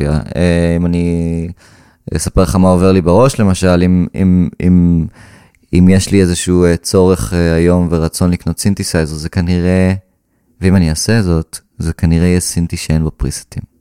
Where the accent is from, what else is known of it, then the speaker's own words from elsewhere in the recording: Karmiel, Northern District, Israel; ניגנתי כינור אה, חמש שנים. בקונסרבטוריון איפה, ש... איפה שגדלתי בכרמיאל.